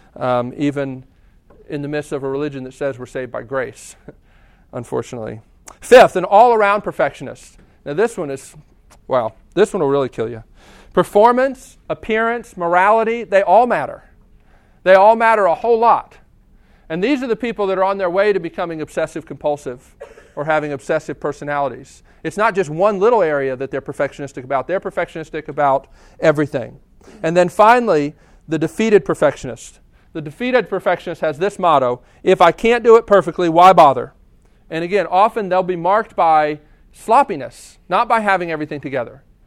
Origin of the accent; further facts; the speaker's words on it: United States; I'm an American.